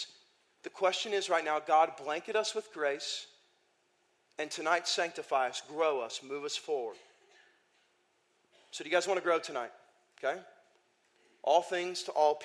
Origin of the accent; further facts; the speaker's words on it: Iowa, United States; moved away; I grew up in Iowa for 5 years